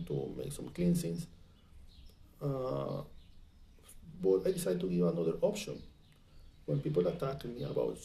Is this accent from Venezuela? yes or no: yes; Venezuela; English is a second language; moved away; I come from Venezuela